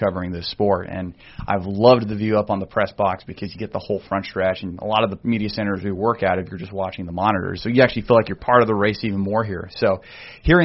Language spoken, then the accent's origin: English; Grants, New Mexico, United States; I'm originally from Grants, New Mexico. It's a small town west of Albuquerque